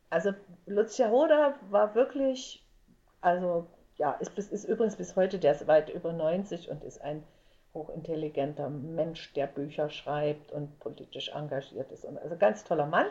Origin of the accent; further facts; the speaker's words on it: Leipzig, Saxony, Germany; also born or lived in Frankfurt (Oder); wir kommen, wir, wir kommen aus Leipzig